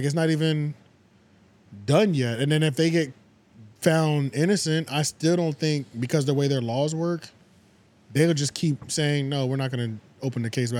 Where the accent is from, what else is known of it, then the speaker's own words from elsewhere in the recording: United States; I'm American.